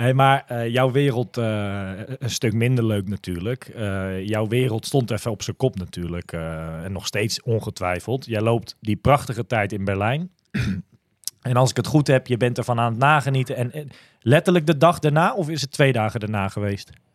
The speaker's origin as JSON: {"language": "Dutch", "town": "Almere", "region": "Flevoland", "country": "Netherlands", "said": "we komen allebei uit Almere, dus ik ken haar al heel lang"}